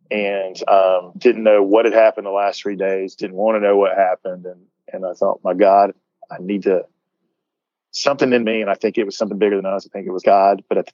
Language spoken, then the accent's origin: English; Atlanta, Georgia, United States; And so I grew up in South Atlanta, and this is relevant to where I am today, and I'll do this quickly. But I grew up in South Atlanta in a good, hardworking, blue-collar part of Georgia.